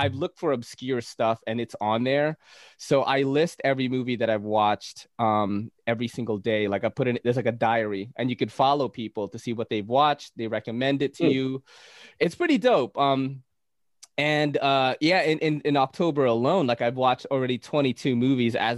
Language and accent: English; Naga, Bicol Region, Philippines; now in New York City, United States; I came from the Philippines. I was born in Naga City, like kind of, you know, Naga's the snake. But I was born in Naga City, very superstitious place.